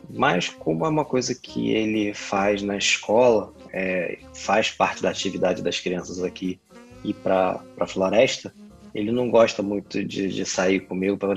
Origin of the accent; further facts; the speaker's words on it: Brazil; era criança, é, o Brasil não era tão violento, ou pelo menos na vizinhança onde eu morava, no bairro onde eu cresci, é, não era um local violento